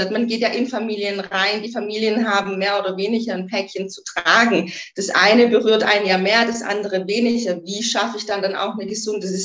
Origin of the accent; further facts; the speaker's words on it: Göppingen, Baden-Württemberg, Germany; ich war ein paar Jahre weg von Göppingen. Göppingen ist meine Heimat, ähm, bin wieder zurück in die Heimat